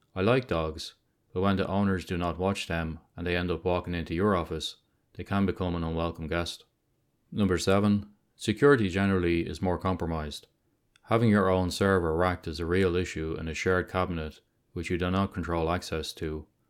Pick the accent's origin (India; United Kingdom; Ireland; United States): Ireland; Dublin, Leinster; my hometown of Dublin